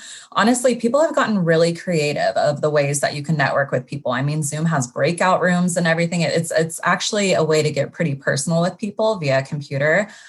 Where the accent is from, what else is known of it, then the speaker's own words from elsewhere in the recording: Sacramento, California, United States; moved away as an adult; now in Los Angeles, United States; I'm from Sacramento, uh, grew up there, went to Sacramento State